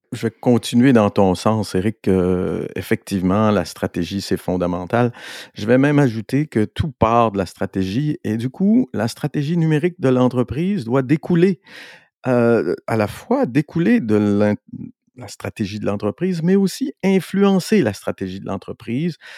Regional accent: Montreal, Quebec, Canada; on est Montréalais ici

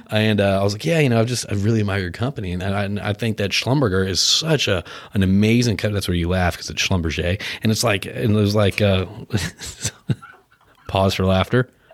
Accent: Westport, Connecticut, United States; also born or lived in Houston, Texas; I was born in Houston, I grew up in Connecticut. I moved there when I was eight years old.

